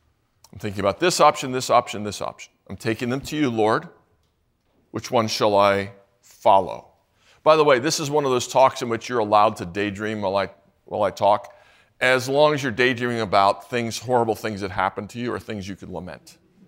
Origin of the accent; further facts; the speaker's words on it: St. Louis, Missouri, United States; I'm from St. Louis, mostly. also other places.